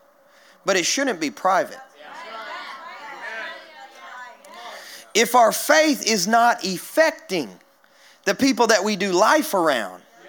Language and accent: English; Kentucky, United States; now in Nashville, United States; I grew up in Kentucky